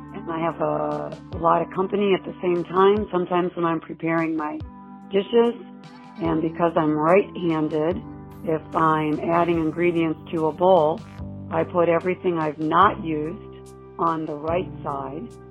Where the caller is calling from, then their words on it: Cincinnati, Ohio, United States; I'm calling you from Cincinnati, Ohio